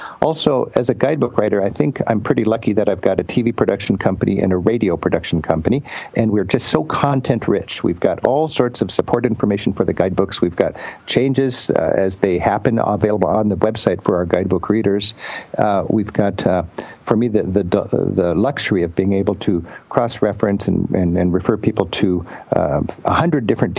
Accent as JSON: {"language": "English", "country": "United States", "said": "I'm an American."}